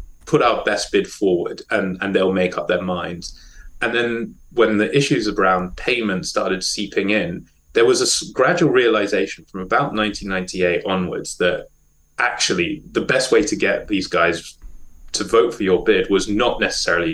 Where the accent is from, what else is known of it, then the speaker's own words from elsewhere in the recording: South Africa; moved away; I was born in South Africa and still support the South African national team